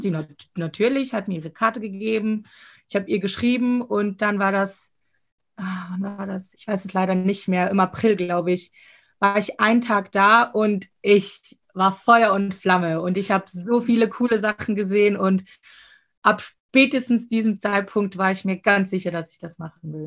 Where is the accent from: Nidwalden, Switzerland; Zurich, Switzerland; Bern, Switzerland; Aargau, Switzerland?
Zurich, Switzerland; Winterthur; ich komme aus Winterthur